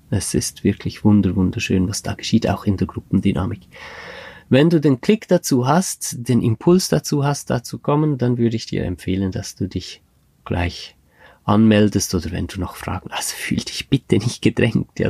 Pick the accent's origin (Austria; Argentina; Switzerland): Switzerland; in der Schweiz, das ist in meiner Heimatregion